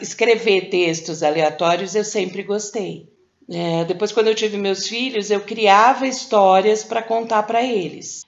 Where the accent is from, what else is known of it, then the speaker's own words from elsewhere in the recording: São Paulo, Brazil; eu sou de São Paulo